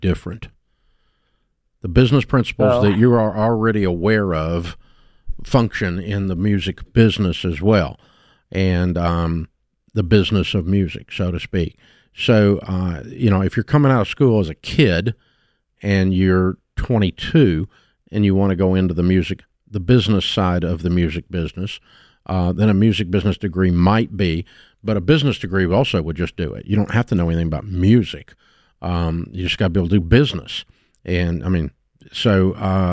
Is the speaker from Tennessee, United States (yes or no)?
yes; Nashville, Tennessee, United States; I grew up in Nashville